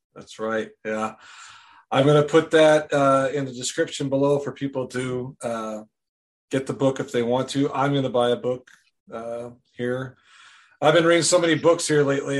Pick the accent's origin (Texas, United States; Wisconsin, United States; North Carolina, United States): Wisconsin, United States; now in Goodson, United States; I'm originally from Wisconsin. Uh, I was born and raised there